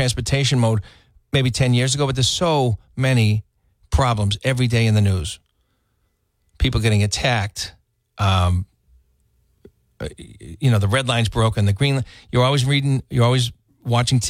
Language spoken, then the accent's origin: English; Brockton, Massachusetts, United States; I grew up in Brockton